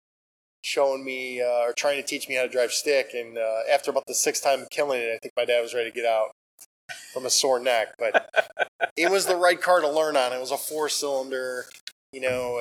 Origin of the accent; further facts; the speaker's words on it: Frankfort, Illinois, United States; also born or lived in Chicago, Illinois / New Lenox, Illinois; I grew up in Frankfurt, so South Suburbs. So been in South Suburbs almost all my life